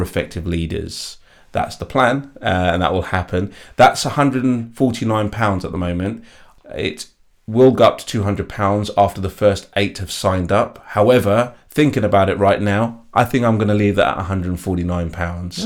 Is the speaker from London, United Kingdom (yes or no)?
yes; London, United Kingdom; I was born and bred in East London. I grew up in a place called East Ham